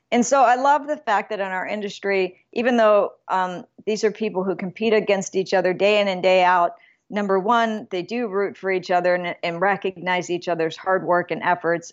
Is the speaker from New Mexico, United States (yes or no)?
yes; Alamogordo, New Mexico, United States; moved away; I was born in Alamogordo, New Mexico, but my family before that settled in Clayton, New Mexico